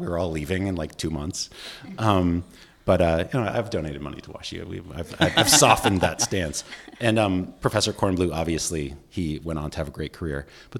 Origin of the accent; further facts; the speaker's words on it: Boston, Massachusetts, United States; also born or lived in Washington, D.C. / Cleveland; I grew up in Boston, D.C., and Cleveland, and my dad was an academic, so we moved around a bit